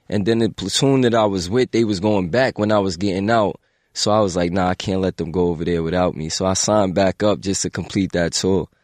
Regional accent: New York City, New York, United States; I'm from the Bronx.

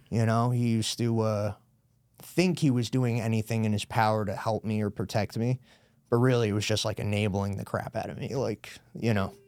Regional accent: Brewster, New York, United States; moved away as an adult; also born or lived in Newark, New Jersey; now in Danbury, United States; I grew up in Brewster, right over the border

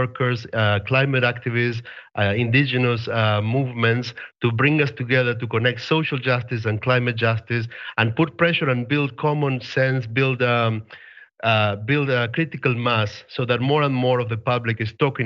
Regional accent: Argentina; I'm from Argentina. I was 16 years old.

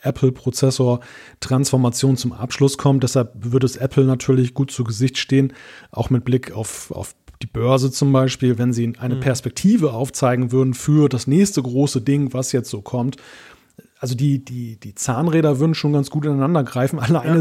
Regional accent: Germany; als Deutscher

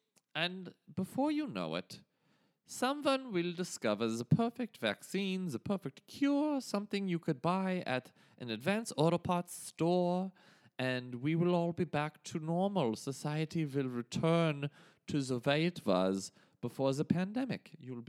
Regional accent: Bavaria, Germany; but I grew up in Germany in the 70s and in the 80s was most of the time that I spent as an adolescent boy in Bavaria.

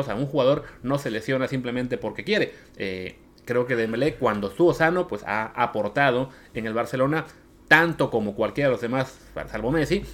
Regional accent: Mexico; nosotros como mexicanos

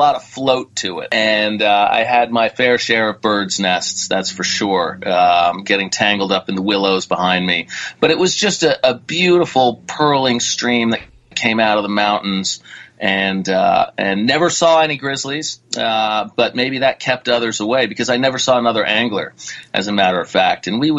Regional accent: New England, United States; moved away; also born or lived in Connecticut / New Hampshire / Vermont; I'm a New Englander. I spent time in Connecticut, New Hampshire, and Vermont before moving out west.

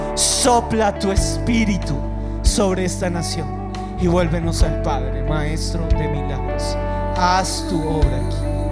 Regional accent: Bogotá, Colombia; Y los que estamos aquí como bogotanos

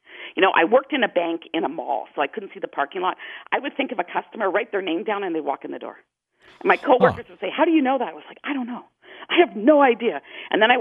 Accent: Toronto, Ontario, Canada; now in Calgary, Canada; I'm in Calgary, and I grew up in Toronto

